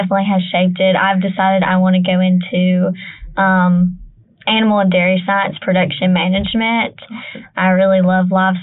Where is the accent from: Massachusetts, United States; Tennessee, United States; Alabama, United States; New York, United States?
Alabama, United States; Fayette County, Northwest; I'm from Fayette County, so, you know, middle of nowhere, lots of farmland.